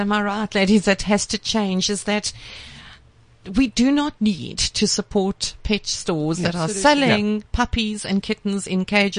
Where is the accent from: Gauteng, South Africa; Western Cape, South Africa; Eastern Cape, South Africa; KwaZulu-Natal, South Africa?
Gauteng, South Africa; West Rand; I'm from the West Rand